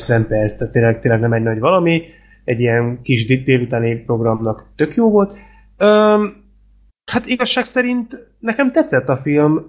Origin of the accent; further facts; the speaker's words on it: Hungary; nem vagyok egyedül magyarként